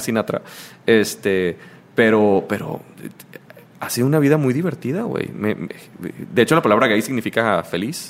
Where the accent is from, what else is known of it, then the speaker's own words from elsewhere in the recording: Mazatlán, Sinaloa, Mexico; soy de Mazatlán